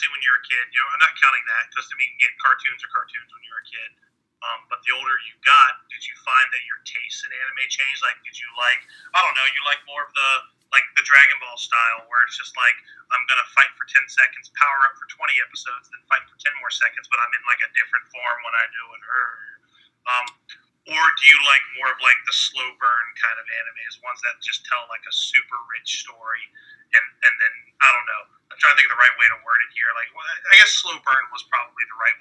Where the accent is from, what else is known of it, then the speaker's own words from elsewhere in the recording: Richmond, Virginia, United States; I'm from Richmond, Virginia, the land of milk and honey